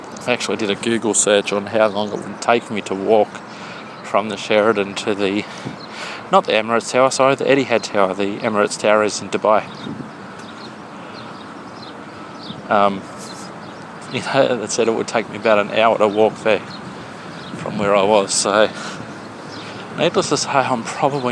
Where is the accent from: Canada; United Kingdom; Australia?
Australia; being an Australian